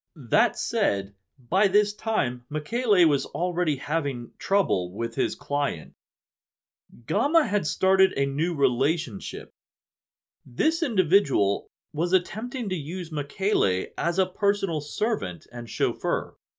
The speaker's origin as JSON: {"language": "English", "region": "West Virginia", "country": "United States", "tie": "born or raised there", "said": "my home state of West Virginia"}